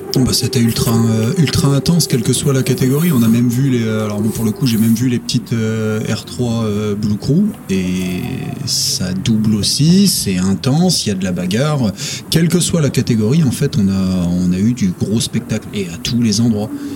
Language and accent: French; France; région d'où je viens, à côté de la Belgique